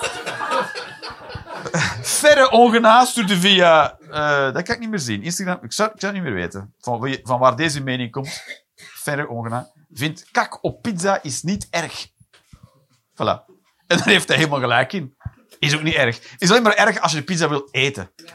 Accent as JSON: {"language": "Dutch", "region": "Flanders", "country": "Belgium", "said": "Als Vlamingen"}